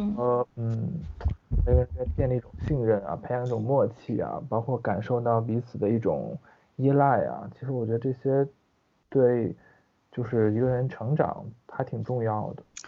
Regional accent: northern China, China; moved away as an adult; also born or lived in Hong Kong; now in Shanghai, China; 因为我是北方人嘛

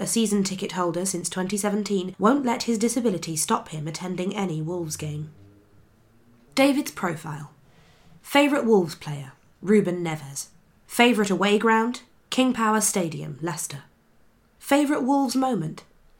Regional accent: Bucheon, Gyeonggi Province, South Korea; also born or lived in Pohang; now in England; since Bucheon is my hometown, I often went to watch their matches. I then lived in Pohang from secondary school, so I would go and watch Pohang games every week.

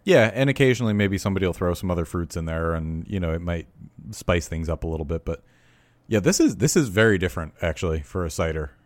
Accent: near Newburgh, New York, United States; Newburgh, New York, which is, uh, very close to my hometown

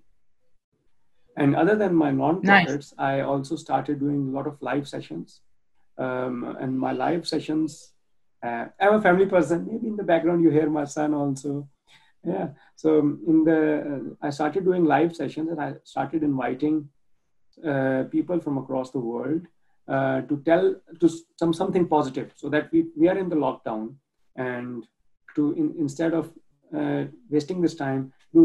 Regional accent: Pakistan; moved away as an adult; now in Germany; I grew up in Pakistan, it's not one of the richest countries, it's a developing nation.

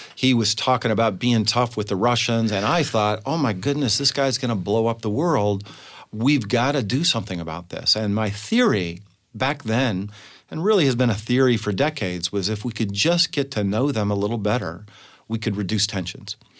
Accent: Butte, Montana, United States; also born or lived in Glasgow, Montana / Bozeman, Montana; I was born in a t, little town called Glasgow, Montana, but I really grew up in a town called Butte, Montana.

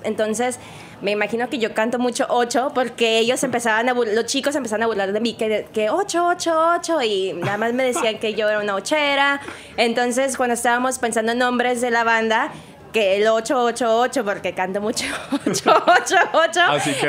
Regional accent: Mexico; yo soy completamente mexicana

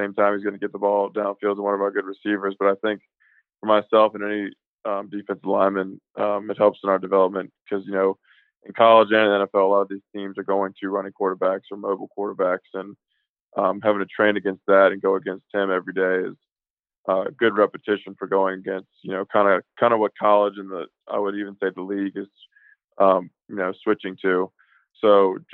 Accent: Richmond, Virginia, United States; I'm from the Richmond, metro area, kind of that area, like Patrick Henry High School

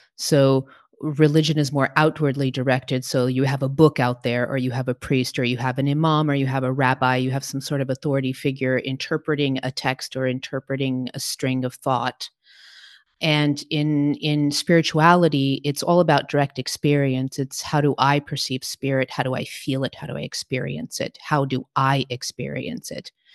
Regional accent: Portugal; moved away; also born or lived in New York City, United States; I was raised in Portugal. My parents are Portuguese, and so I have dual citizenship.

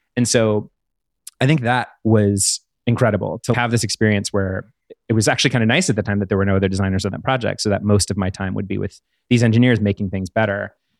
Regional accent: Pittsburgh, Pennsylvania, United States; where I grew up in Pittsburgh near there

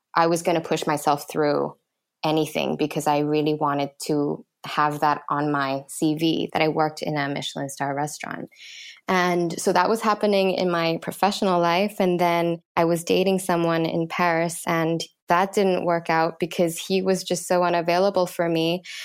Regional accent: Thailand; growing up in Thailand

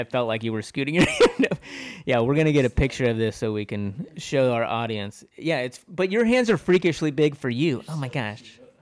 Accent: United States; I'm an American

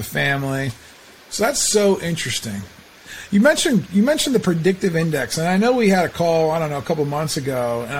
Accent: Canton, Ohio, United States; a kid from Canton, Ohio, who was like supposed to be a Cavs fan

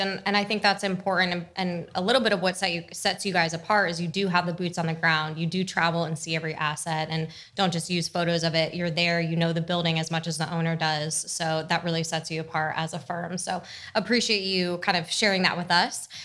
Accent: New Jersey, United States; I was also from New Jersey

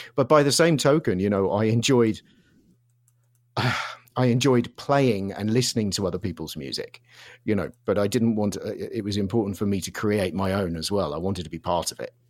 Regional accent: Surrey, South East England, United Kingdom; moved away as an adult; also born or lived in London; now in Los Angeles, United States; originally grew up in, just south of London in Surrey

